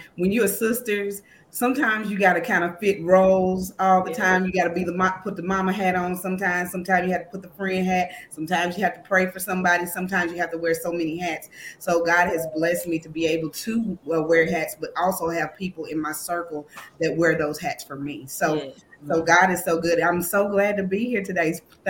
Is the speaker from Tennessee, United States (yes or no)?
yes; Tennessee, United States; also born or lived in Kentucky; now in Bowling Green, United States; Well, I am a Kentucky girl, but I am from Tennessee. So I call myself a Kentucky Tennessean.